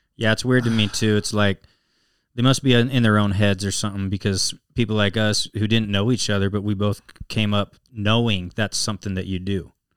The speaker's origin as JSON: {"language": "English", "town": "Salt Lake City", "region": "Utah", "country": "United States", "tie": "born or raised there", "said": "born and raised in Salt Lake City, Utah."}